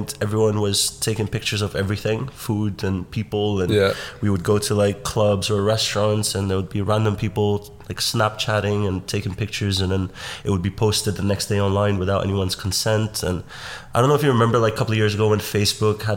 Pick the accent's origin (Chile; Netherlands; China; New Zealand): Netherlands; moved away as an adult; also born or lived in New York / Los Angeles; now in London, United Kingdom; Born and raised in Holland. I've been in London for the last 15 years.